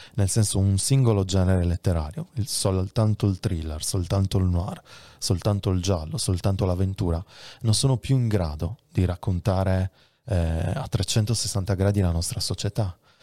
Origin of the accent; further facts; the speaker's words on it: Sardinia, Italy; la mia terra, la Sardegna